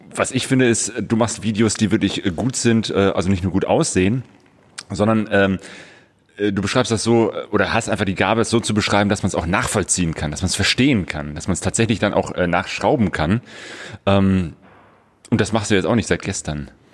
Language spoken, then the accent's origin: German; Bergisches Land, North Rhine-Westphalia, Germany; now in Ruhr area, Germany; Ich lebe jetzt seit auch ungefähr 25 Jahren im, äh, im Ruhrpott. komme ursprünglich aus dem Bergischen Land